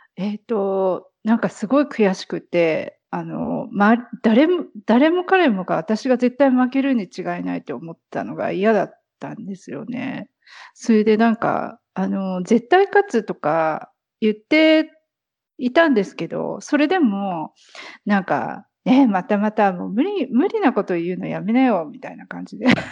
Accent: near Narita, Chiba, Japan; moved away; 千葉県の方です

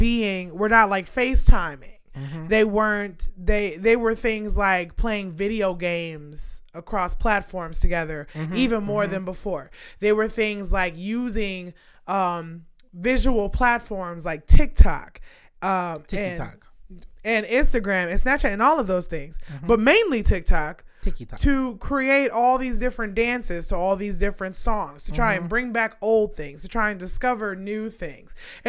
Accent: New York, United States; I'm from New York

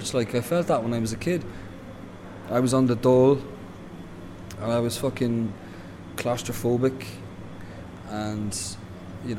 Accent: Dundalk, County Louth, Ireland; there was an element of repression growing up in Dundalk

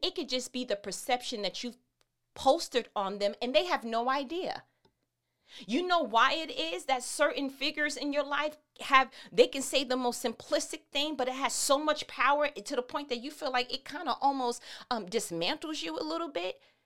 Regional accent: New York, United States; I'm from New York

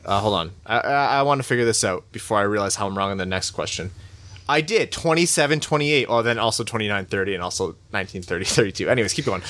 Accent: Windsor, Ontario, Canada; I was born in Windsor, so I don't know how Chaldean I can call myself

